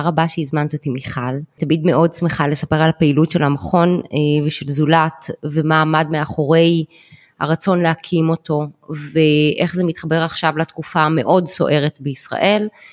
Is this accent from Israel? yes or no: yes; Jerusalem, Jerusalem District, Israel; moved away as an adult; now in Herzliya, Israel; ירושלמית במקור. כל חיי חייתי וגדלתי בירושלים